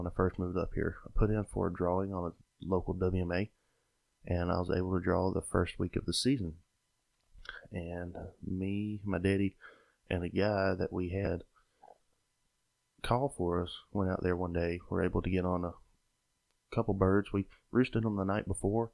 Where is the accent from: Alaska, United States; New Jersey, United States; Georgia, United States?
Georgia, United States; Sylvester; I was born and raised in South Georgia, grew up in Sylvester, Georgia